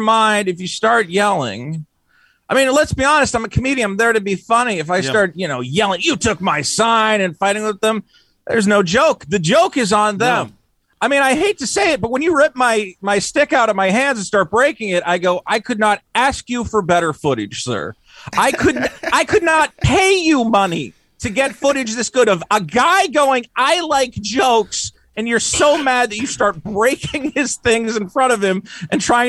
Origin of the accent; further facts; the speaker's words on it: Amherst, Massachusetts, United States; moved away; I'm from Massachusetts